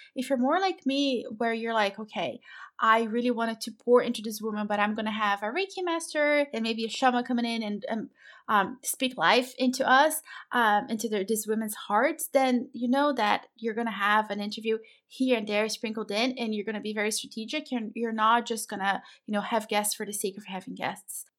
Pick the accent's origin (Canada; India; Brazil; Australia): Brazil; I'm from Brazil